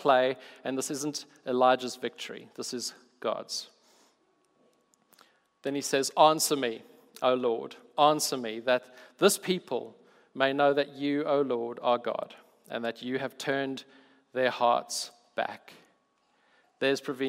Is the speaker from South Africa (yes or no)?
yes; South Africa; I'm South African